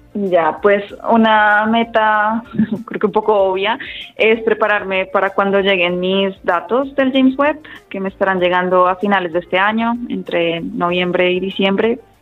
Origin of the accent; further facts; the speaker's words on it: Bogotá, Colombia; moved away as an adult; also born or lived in Austin, Texas, United States; nací en la capital, en Bogotá y allá hay muchísimos centros de, de ciencia, había muchas charlas en Maloca o en el planetario a las que yo iba